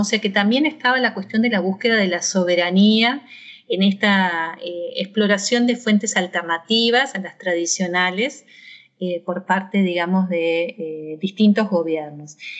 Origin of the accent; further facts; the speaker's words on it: Argentina; moved away as an adult; also born or lived in Mainz, Germany; now in Tacuarembó, Uruguay; yo nací en Argentina